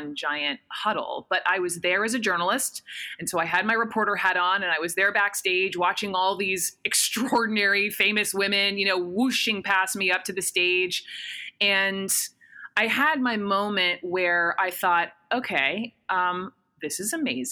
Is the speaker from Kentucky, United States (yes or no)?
no; Atlanta, Georgia, United States; White woman, upper middle class, born and raised in Atlanta, Georgia.